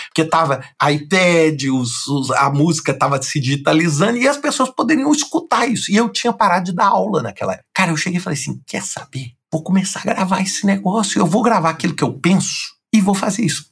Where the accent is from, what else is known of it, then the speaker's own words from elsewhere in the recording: Brazil; moved away as an adult; eu sou brasileiro, nascido no Brasil